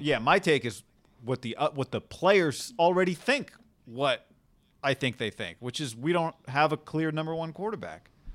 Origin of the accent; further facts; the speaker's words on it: Davis, California, United States; also born or lived in San Antonio; Davis, where we grew up, two middle schools, one high school